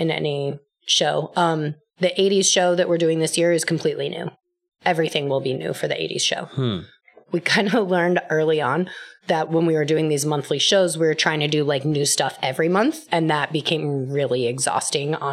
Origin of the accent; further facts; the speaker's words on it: Colorado, United States; now in New York, United States; Myself and the other director and another founder of the company, we're all from Colorado